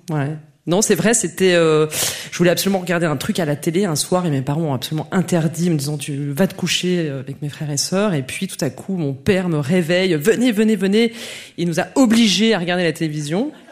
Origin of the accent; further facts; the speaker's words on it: near Geneva, in the neighbouring France, Auvergne-Rhône-Alpes, France; also born or lived in Besançon, France; Je suis née à Besançon, mais j'ai grandi près de Genève, dans cette France voisine que tout le monde déteste.